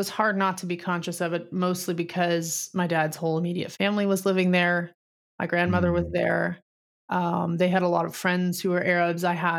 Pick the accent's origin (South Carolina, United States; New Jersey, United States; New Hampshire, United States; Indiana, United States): New Jersey, United States; Scotch Plains; moved away as an adult; I did. I left when I was 18. So I grew up in Scotch Plains in that area.